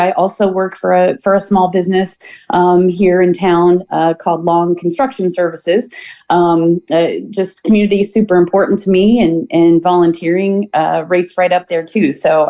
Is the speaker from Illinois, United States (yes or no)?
yes; Catlin, Illinois, United States; we're local here in the community. I grew up in Catlin, Illinois. I'm sure a lot of people know where that's at. If you haven't been there, you should visit. It's a great little town to visit. I've lived here my whole life. My roots are here.